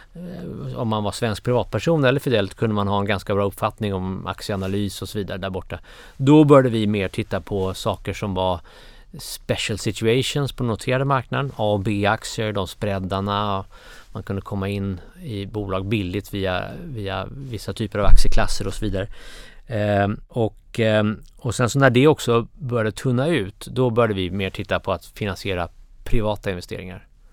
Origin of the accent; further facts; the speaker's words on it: Baghdad, Baghdad Governorate, Iraq; moved away; also born or lived in Cairo, Egypt; jag var uppväxt i, i Bagdad och i Kairo.